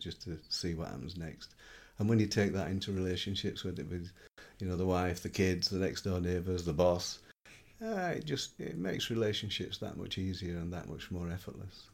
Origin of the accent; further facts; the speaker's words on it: Yorkshire and the Humber, United Kingdom; I'm a Yorkshireman, so I live in the north of England. I lived there for all of 50 years